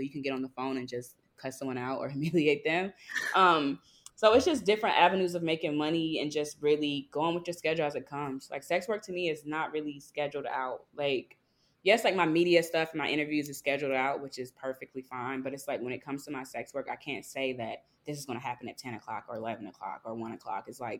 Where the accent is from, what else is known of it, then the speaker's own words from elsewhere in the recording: the South, United States; Cause it's like, I'm from the South. Southern sweetheart was never this mean growing up